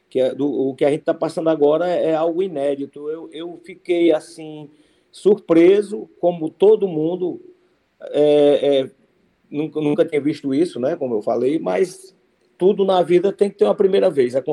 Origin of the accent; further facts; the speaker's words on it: Cariús, Ceará, Brazil; Eu sou de Cariús, interior do Ceará.